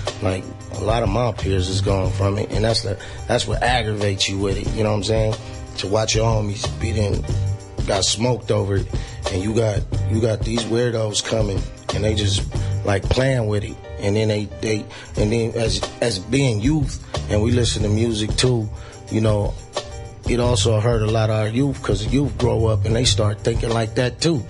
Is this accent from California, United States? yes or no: yes; Colton, California, United States; I'm from Colton. Colton? Yeah, San Bernardino.